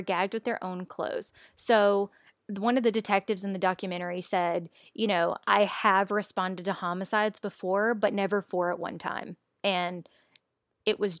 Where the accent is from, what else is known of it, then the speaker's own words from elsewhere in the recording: Louisiana, United States; moved away as an adult; now in Austin, United States; my hometown in Louisiana